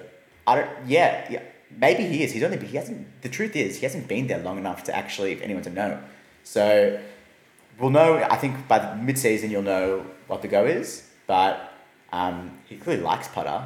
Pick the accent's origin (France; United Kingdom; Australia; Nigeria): Australia; we're Australian